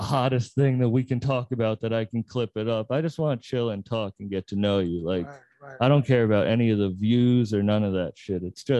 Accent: Massachusetts, United States; I'm from Mass.

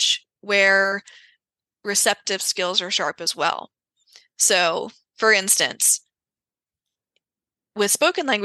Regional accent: Greenville, South Carolina, United States; my hometown of Greenville, South Carolina

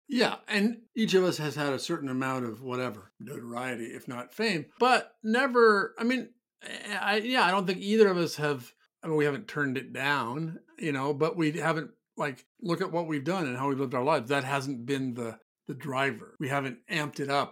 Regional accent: Omaha, Nebraska, United States; now in New York City, United States; growing up in Omaha, Nebraska

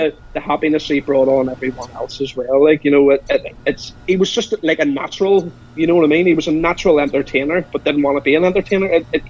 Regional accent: Belfast, Northern Ireland, United Kingdom; I'm from Belfast.

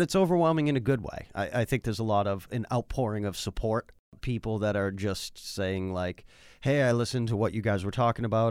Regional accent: Worcester, Massachusetts, United States; I grew up in Worcester

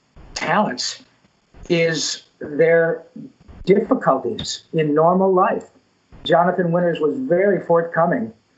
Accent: Flint, Michigan, United States; moved away as an adult; now in Los Angeles, United States; back in Flint, where I grew up in Michigan

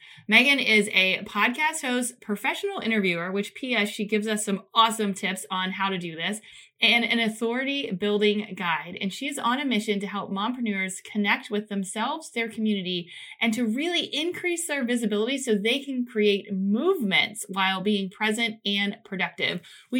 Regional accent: Ohio, United States; I don't remember how we met, but we're both from Ohio, which is awesome.

